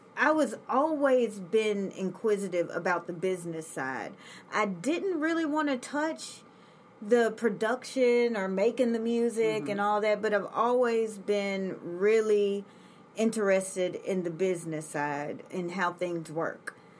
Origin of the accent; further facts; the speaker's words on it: Memphis, Tennessee, United States; I'm from Memphis